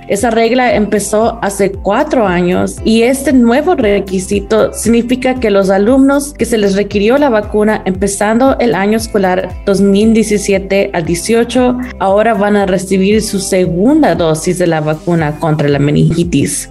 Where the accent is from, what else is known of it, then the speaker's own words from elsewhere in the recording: Las Vegas, Nevada, United States; also born or lived in Utah / Arizona / Reno, Nevada; yo crecí en Nevada, mi familia tiene 22 años viviendo en Las Vegas.